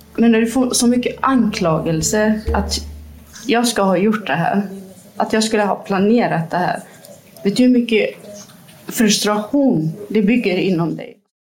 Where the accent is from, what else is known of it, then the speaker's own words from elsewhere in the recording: Kirkuk, Kirkuk Governorate, Iraq; now in Gothenburg, Sweden; i Kirkuk? Där vi kommer ifrån